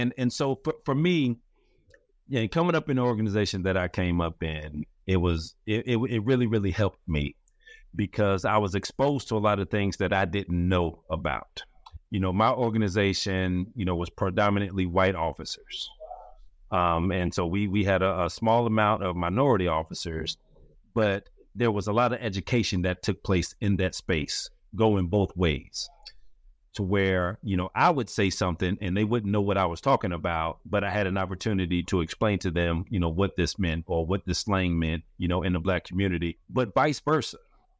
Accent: Forest Park, United States; growing up in Forest Park, or coming up in Forest Park, I just really got to a place where, after I had been there for a while

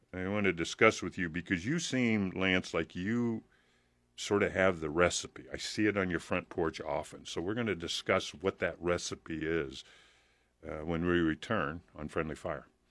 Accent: Hampton, Nebraska, United States; now in Lincoln, United States; when I grew up in Hampton

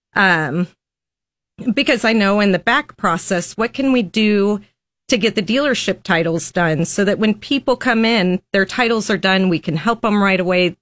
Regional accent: Lincoln, Nebraska, United States; I was born and raised in Lincoln, Nebraska

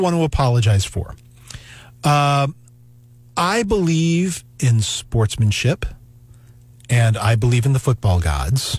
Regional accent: Knoxville, Tennessee, United States; now in Missouri, United States; I was raised in Tennessee by a family that had lived in Tennessee forever.

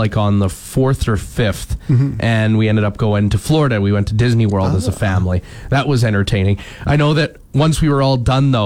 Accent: Wakaw, Saskatchewan, Canada; I grew up in Waka, which is a Ukrainian community, and like Yorkton

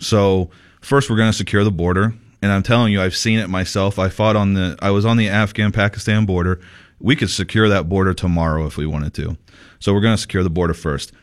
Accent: Sierra Vista, Arizona, United States; in Sierra Vista, my hometown, Sierra Vista

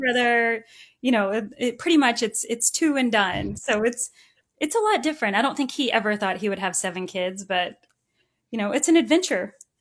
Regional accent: Owensboro, Kentucky, United States; I grew up in Owensboro and I'm the oldest of five kids.

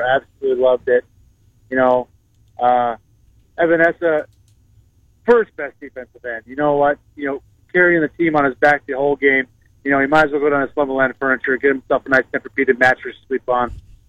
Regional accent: Montana, United States; now in Iowa, United States; I'm from Montana.

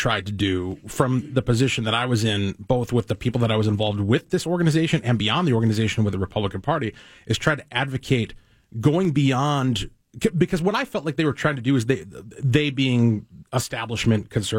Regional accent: Texas, United States; I'm from Texas.

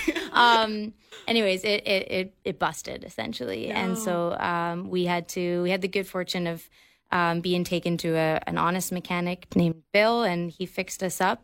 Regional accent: Victoria, British Columbia, Canada; also born or lived in Halifax, Nova Scotia; they moved us out here, our, our family of five, out here when uh, my siblings and I were kids. So I grew up in Victoria.

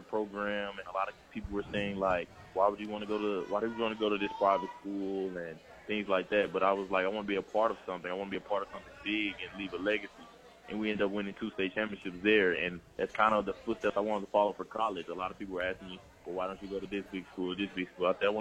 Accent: Memphis, Tennessee, United States; my home state.

